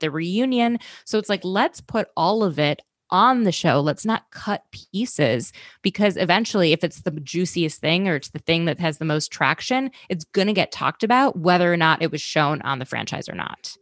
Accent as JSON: {"language": "English", "region": "Minnesota", "country": "United States", "tie": "born or raised there", "said": "I grew up in Minnesota"}